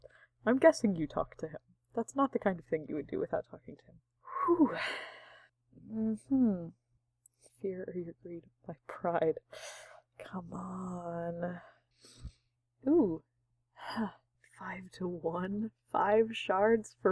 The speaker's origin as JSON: {"language": "English", "country": "United States", "said": "I'm an American who reads books and I have American culture"}